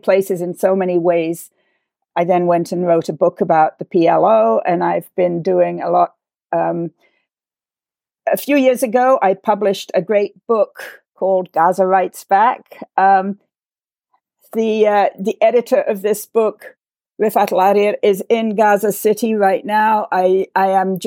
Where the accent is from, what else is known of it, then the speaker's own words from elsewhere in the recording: England, United Kingdom; also born or lived in Beirut; now in Washington, D.C., United States; I grew up in England at the time of the decay of the British Empire